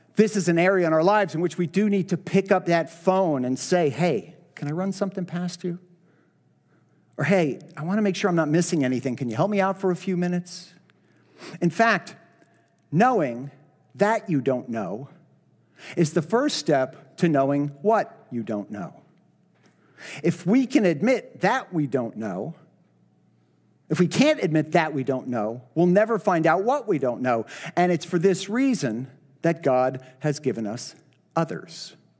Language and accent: English; Miami, Florida, United States; now in Boca Raton, United States; I get lost in, in Miami, my hometown